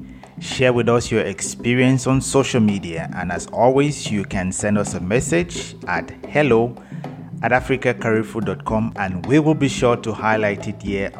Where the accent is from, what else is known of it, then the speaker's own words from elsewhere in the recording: Cameroon; growing up in Cameroon